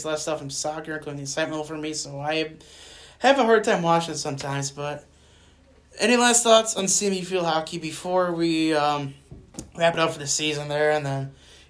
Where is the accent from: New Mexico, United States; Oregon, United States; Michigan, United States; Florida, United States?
Michigan, United States; Climax; I grew up in Climax, Michigan. It's in the boonies. It's 25 minutes away from Waldo Stadium.